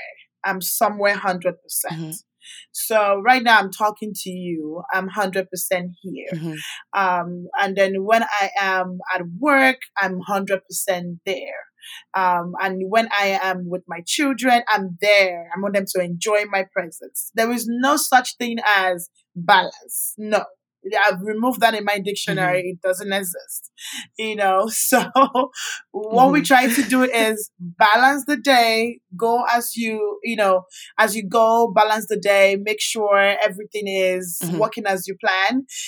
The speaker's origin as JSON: {"language": "English", "country": "Canada", "tie": "born or raised there", "also_born_or_lived": "Nigeria", "said": "So I grew up in Canada when I left Nigeria in 2008. Schooled in Canada. I met my husband in Canada."}